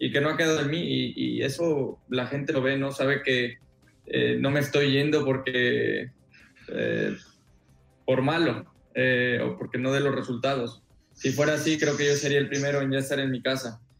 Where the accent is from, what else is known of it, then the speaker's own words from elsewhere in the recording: Mexico; pero creo que como mexicanos no, será normal hablar de Fórmula 1